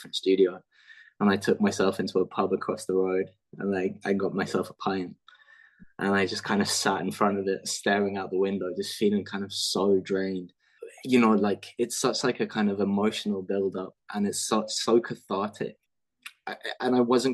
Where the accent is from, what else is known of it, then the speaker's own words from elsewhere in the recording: London, United Kingdom; I'm from London